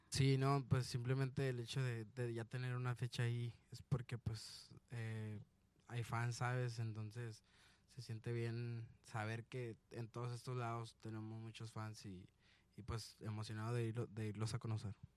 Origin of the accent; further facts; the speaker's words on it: Guanajuato, Mexico; also born or lived in Sonora; de Guanajuato